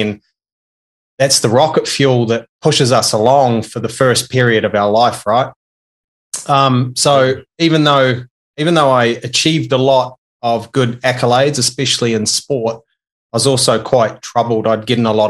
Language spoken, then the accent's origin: English; New Zealand; I'm a Kiwi, and I was brought up in a small country town in New Zealand with 800 people